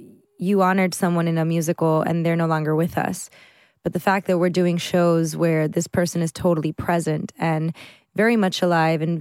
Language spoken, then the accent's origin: English; Miami, Florida, United States; in Miami, in my hometown and her hometown